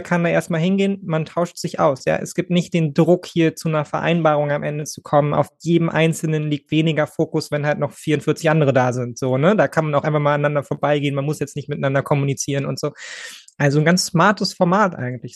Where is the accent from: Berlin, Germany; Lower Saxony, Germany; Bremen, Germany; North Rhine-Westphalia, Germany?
Berlin, Germany; als Berliner